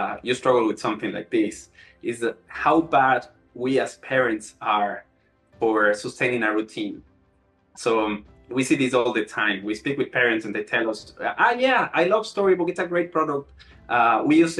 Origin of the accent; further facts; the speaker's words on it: Ecuador; moved away as an adult; also born or lived in Melbourne, Australia; I'm originally from Ecuador